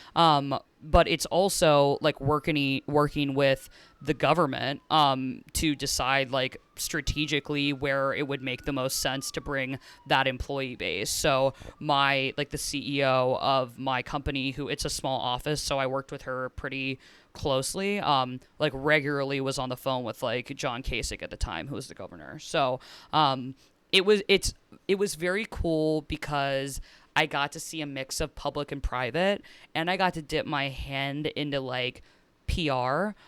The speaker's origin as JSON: {"language": "English", "town": "Cincinnati", "region": "Ohio", "country": "United States", "said": "I'm from Cincinnati, Ohio, so it was in Cincinnati."}